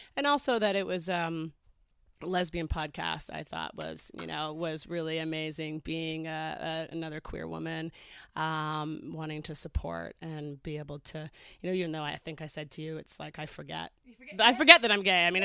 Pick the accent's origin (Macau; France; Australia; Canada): Canada; moved away as an adult; also born or lived in Toronto / Los Angeles / England; I grew up in Canada.